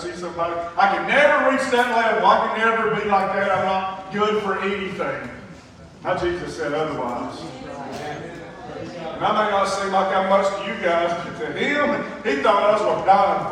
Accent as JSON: {"language": "English", "area": "South Whitfield", "region": "Georgia", "country": "United States", "tie": "born or raised there", "said": "I was born in South Whitfield to an alcoholic of a dad."}